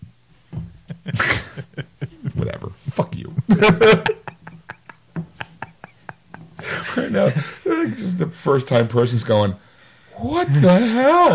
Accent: United States; we're American

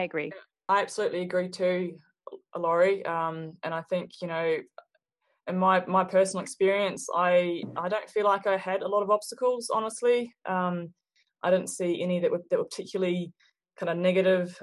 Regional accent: Hawke's Bay, New Zealand; moved away as an adult; also born or lived in Australia; now in Reno, United States; I grew up in New Zealand. I'm from New Zealand and grew up in rural uh, Hawke's Bay

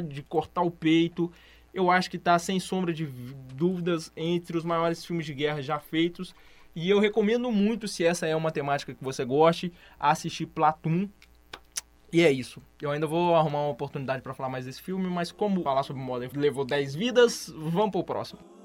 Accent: Brazil; eu sou brasileiro

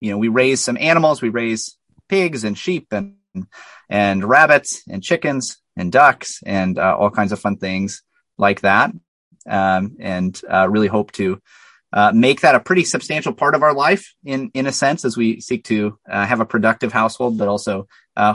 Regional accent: La Crosse, Wisconsin, United States; I hail from La Crosse, Wisconsin

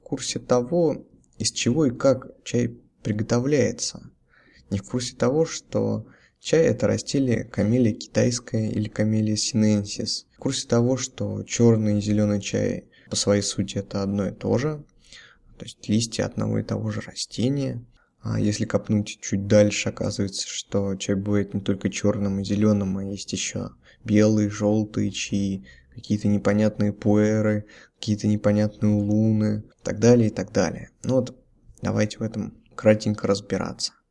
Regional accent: Russia; Все мы родились, выросли в России

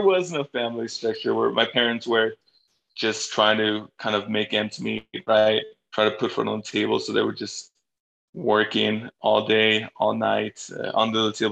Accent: Los Angeles, California, United States; also born or lived in Bolivia; I grew up in Northeast LA, Highland Park

